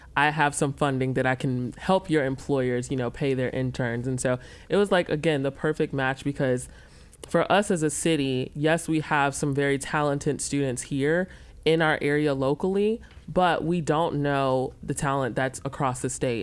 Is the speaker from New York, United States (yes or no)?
no; Memphis, Tennessee, United States; also born or lived in Charlotte area; now in Rock Hill, United States; I'm actually originally from Memphis, Tennessee.